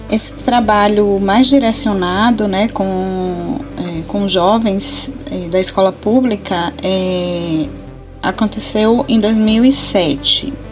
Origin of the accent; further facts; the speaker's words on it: Tucano, Bahia, Brazil; born there; eu trabalhei na zona rural do município de Tucano, né, mais especificamente no lugar onde eu nasci, a Rua Nova.